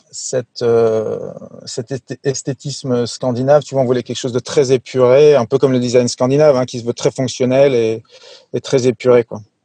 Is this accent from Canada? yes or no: no; France; also born or lived in Sweden; je suis moitié suédois, moitié français. En fait, j'ai grandi en, en, France, mais je suis né en Suède.